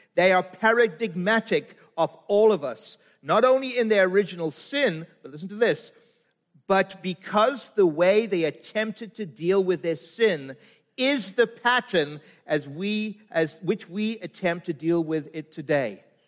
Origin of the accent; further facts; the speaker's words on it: South Africa; moved away; I'm from Africa